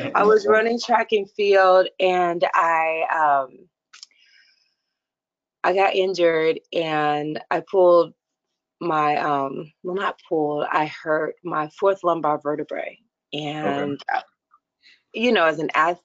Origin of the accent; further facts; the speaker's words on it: Tennessee, United States; I'm a Southern girl. So I'm from Tennessee and, was raised Southern Baptist